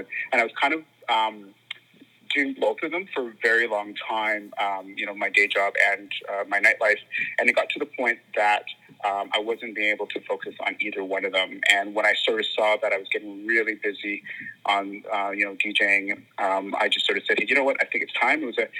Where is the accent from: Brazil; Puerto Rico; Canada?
Canada; Vancouver, British Columbia; also born or lived in Hamilton, Ontario / Surrey; I was born in Hamilton, Ontario, and grew up mostly actually in the West Coast, so Vancouver, Surrey.